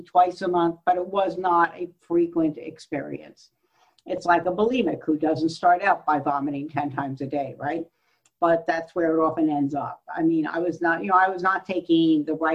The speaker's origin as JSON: {"language": "English", "area": "Central Coast", "region": "California", "country": "United States", "said": "I'm actually from the Central Coast"}